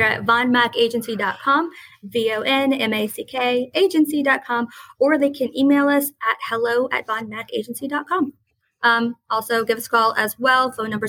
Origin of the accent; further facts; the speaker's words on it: New Orleans, Louisiana, United States; Whether you like it or not, we're from New Orleans. We're the crazy idea people, you know